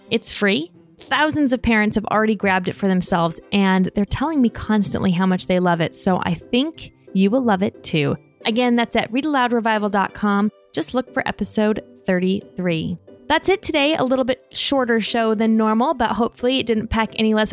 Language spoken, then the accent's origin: English; Florida, United States; I'm eight years old, and I'm from Florida